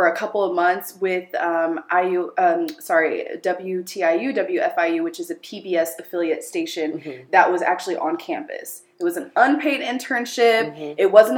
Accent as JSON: {"language": "English", "town": "Dallas", "region": "Texas", "country": "United States", "tie": "born or raised there", "first_language": "Amharic", "second_language": "English", "said": "So my parents are Ethiopian. Mm-hmm. I was born in Dallas, Texas, and our native language is Amharic. That was the first language that I spoke in America"}